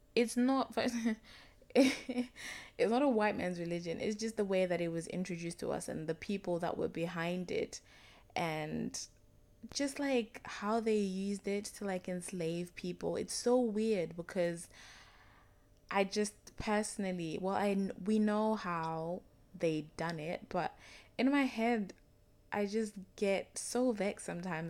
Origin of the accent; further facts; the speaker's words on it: Zimbabwe; I'm from Zimbabwe